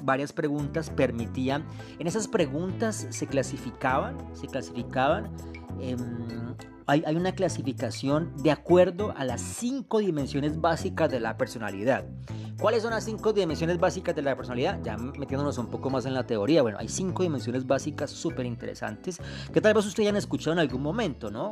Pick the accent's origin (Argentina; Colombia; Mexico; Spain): Colombia; Colombia del alma, mi tierra hermosa